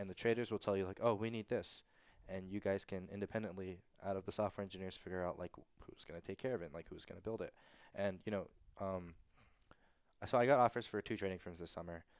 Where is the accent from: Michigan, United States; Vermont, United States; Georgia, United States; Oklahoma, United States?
Georgia, United States; growing up in Georgia